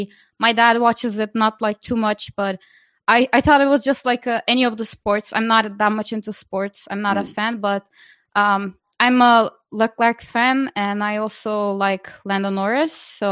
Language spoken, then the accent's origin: English; Turkey; So I'm obviously from Turkey. I'm in Istanbul right now.